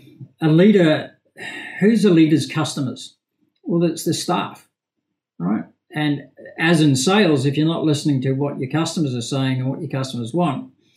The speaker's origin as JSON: {"language": "English", "town": "Liverpool", "region": "North West England", "country": "United Kingdom", "tie": "born there", "said": "I suppose, Campbell, despite my accent, I was actually born in Liverpool in the UK. But didn't really spend a lot of time in Liverpool."}